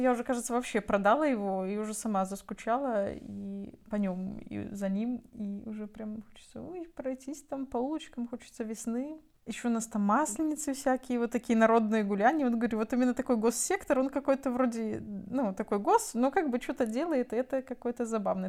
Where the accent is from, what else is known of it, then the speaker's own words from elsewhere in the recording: Byaroza, Brest Region, Belarus; moved away as an adult; он такая моя малая родина, и, наверное, ну много что меня с тем местом связывает. Кусок жизни такой нормальный, все это взросление, подростковье